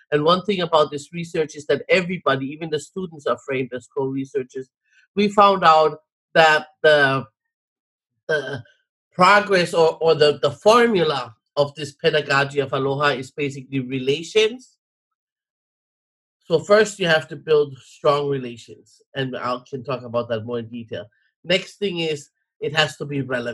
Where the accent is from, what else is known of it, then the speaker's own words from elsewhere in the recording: Hawaii, United States; I am Hawaiian and my responsibility is to help my people.